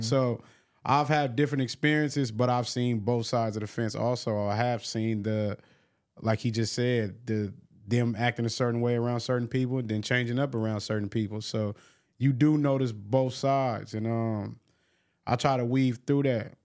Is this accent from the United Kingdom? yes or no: no; Long Beach, California, United States; I'm from Long Beach